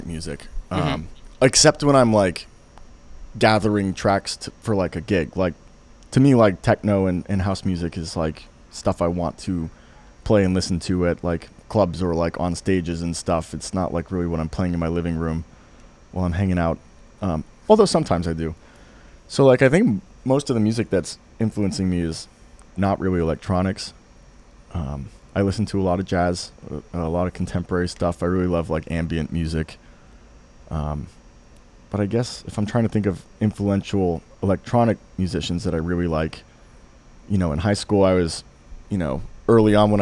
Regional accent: suburbs an hour north of Philadelphia, Pennsylvania, United States; moved away as an adult; now in Philadelphia, United States; I grew up in the suburbs, like an hour north of Philadelphia

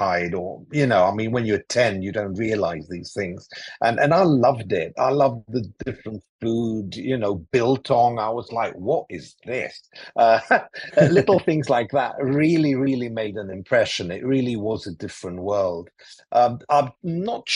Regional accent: Athens, Attica, Greece; first language English; moved away; also born or lived in London; I grew up in Athens in Greece

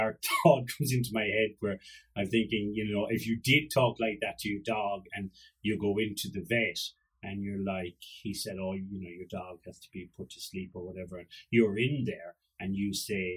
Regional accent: Ireland; I'm Irish

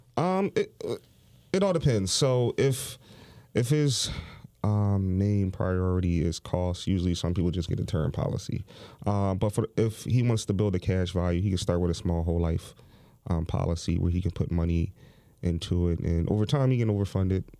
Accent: Philadelphia, Pennsylvania, United States; I grew up in Overbrook Park

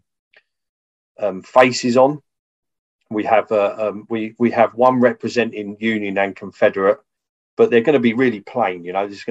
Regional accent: Folkestone, South East England, United Kingdom; my hometown of Folkestone

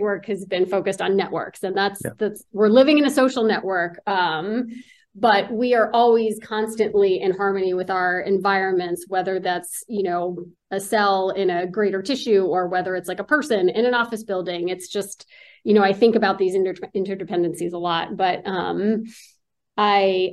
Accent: Newton, Massachusetts, United States; also born or lived in Pennsylvania; I was born in the Boston area in Newton.

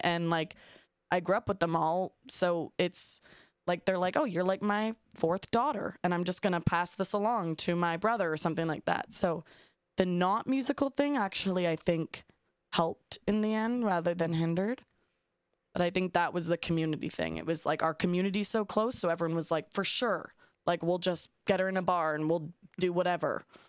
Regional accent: Toronto, Ontario, Canada; I'm from Canada, I'm from Toronto

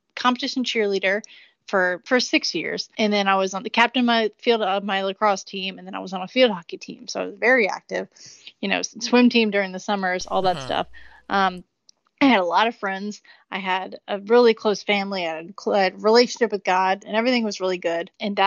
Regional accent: Richmond, Virginia, United States; MCV in Richmond, Virginia, my hometown

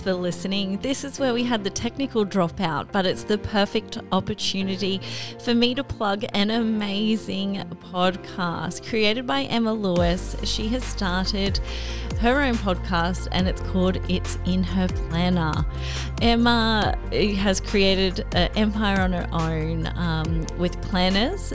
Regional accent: North Queensland, Australia; also born or lived in Rockhampton / Brisbane; now in Cairns, Australia; growing up in North Queensland

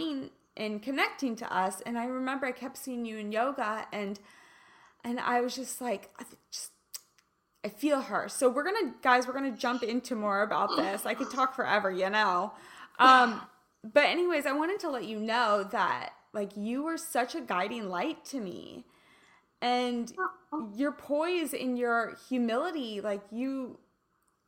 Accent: Kansas City, Missouri, United States; moved away as an adult; also born or lived in Los Angeles; I'm from Kansas. Like I'm a KC girl

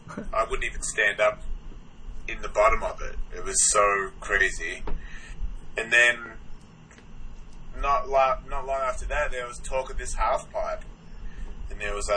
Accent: Melbourne, Victoria, Australia; Melbourne, Australia.

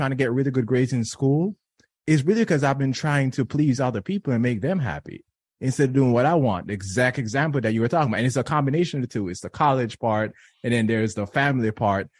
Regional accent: Jamaica; now in United States; I was born and raised in Jamaica

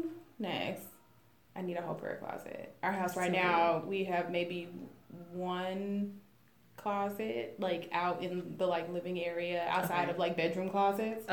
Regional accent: New York, United States; moved away; also born or lived in Texas; I'm from New York.

